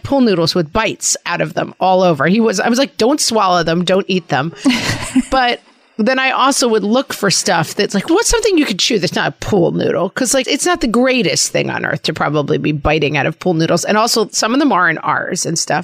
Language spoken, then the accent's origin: English; New York, United States; accent: New York; my New York accent